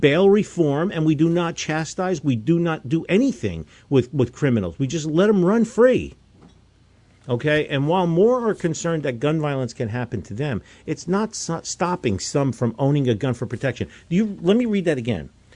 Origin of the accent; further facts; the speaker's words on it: New Jersey, United States; growing up in New Jersey, North Jersey